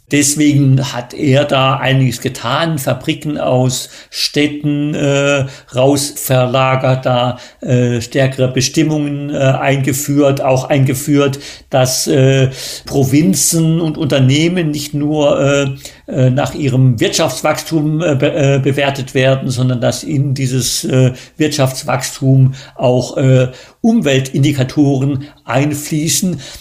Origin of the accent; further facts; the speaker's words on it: Germany; moved away as an adult; also born or lived in China; wir als äh, Deutsche